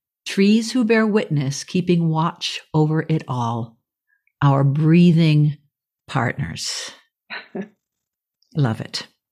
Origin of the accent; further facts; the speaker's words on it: Boston, Massachusetts, United States; I grew up in the South Shore of Boston